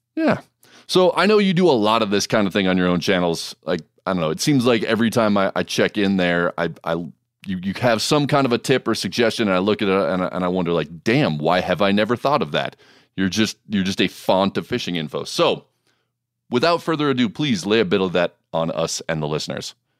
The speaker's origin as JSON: {"language": "English", "region": "Montana", "country": "United States", "tie": "born or raised there", "said": "my home state of Montana"}